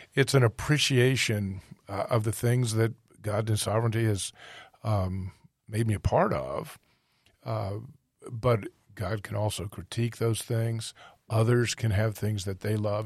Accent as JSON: {"language": "English", "country": "United States", "said": "being an American"}